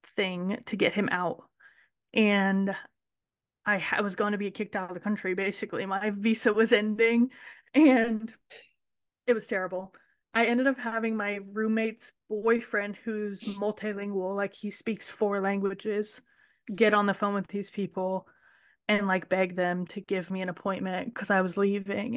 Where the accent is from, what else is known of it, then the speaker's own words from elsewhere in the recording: Ohio, United States; also born or lived in Kentucky; I grew up in Ohio, and I ran barrel horses